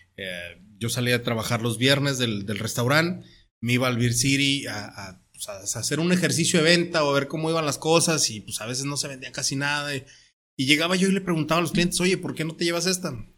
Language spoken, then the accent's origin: Spanish; Torreón, Coahuila, Mexico; moved away as an adult; also born or lived in Sierra Tarahumara; now in Tijuana, Mexico; mi tierra, yo soy de Torreón, Coahuila